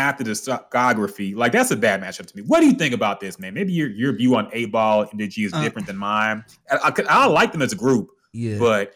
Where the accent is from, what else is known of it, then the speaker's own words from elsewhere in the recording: Houston, Texas, United States; I'm from Houston